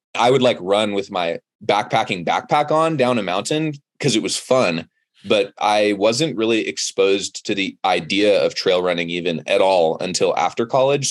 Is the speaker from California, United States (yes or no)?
yes; Monterey, California, United States; moved away as an adult; now in Boulder, United States; I grew up in Monterey, California, which is Central Coast